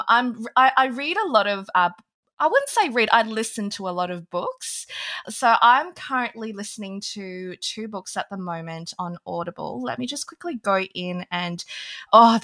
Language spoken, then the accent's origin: English; Australia; also born or lived in Hong Kong; I was actually born in Hong Kong back when they were owned by the British. So I actually have an English passport, but we moved to Australia when I was very young. So I think literally when I was like 2 or 3, we moved.